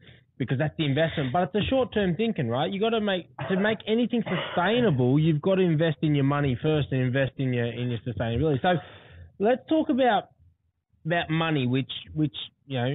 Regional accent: Central Coast / Mount Druitt, New South Wales, Australia; also born or lived in Quakers Hill; I went to your minor high and Wee Wee High, and I moved from the West. I moved from Mount Druitt, Quakers Hill area up to there

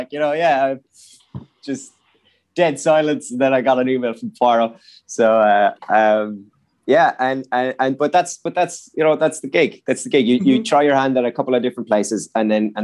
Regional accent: Limerick, Munster, Ireland; growing up in Limerick

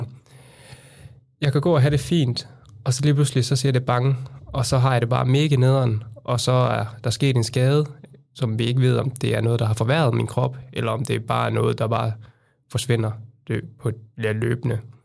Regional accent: Randers, Central Denmark Region, Denmark; born or raised there; moved away as an adult; now in Copenhagen, Denmark

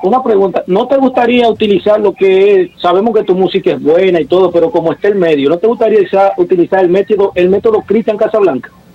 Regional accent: Dominican Republic; also born or lived in Lawrence; como buen dominicano

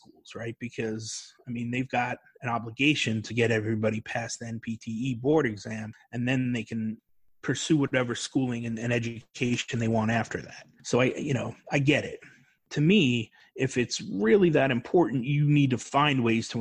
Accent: New York, United States; moved away as an adult; also born or lived in North Carolina; I was from New York and it was cold up there, man

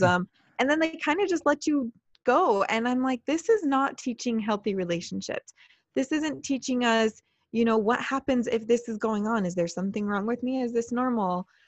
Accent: Utah, United States; I'm from Utah, we record out of Utah

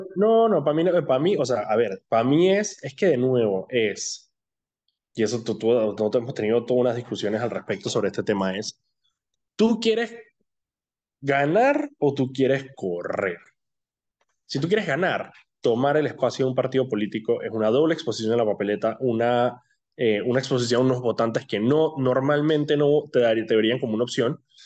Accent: Colombia; now in Panama; con las que yo crecí de niño en Colombia

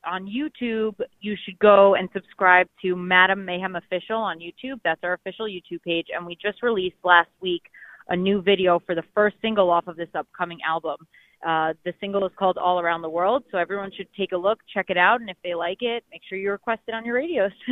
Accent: New York City, New York, United States; also born or lived in North Jersey; I'm actually from Manhattan. I'm from New York okay. City, born there

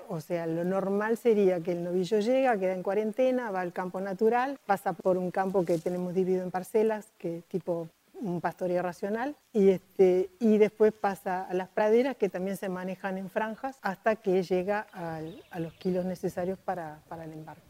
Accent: Montevideo, Uruguay; soy de Montevideo, nací y crecí en Montevideo

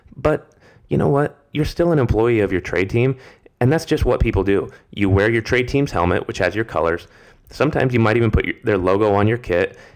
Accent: United States; As an American

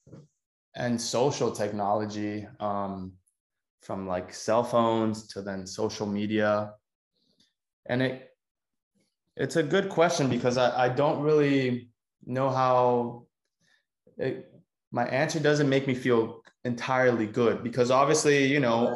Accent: Miami, Florida, United States; also born or lived in Cuba; I was born in Cuba and I moved in 2001 when I was 6 years old to Miami

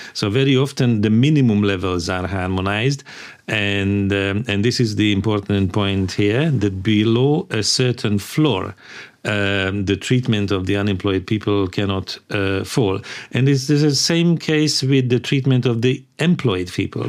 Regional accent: Hungary; also born or lived in London; I come from Hungary

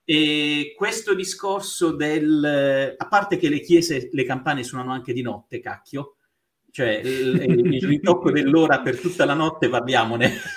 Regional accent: Bari, Apulia, Italy; moved away as an adult; also born or lived in Taranto / Belgium / England / Switzerland; now in Rome, Italy; Io sono nato a Taranto, da cui la birra Raffo, e sono stato a Bari fino alla laurea

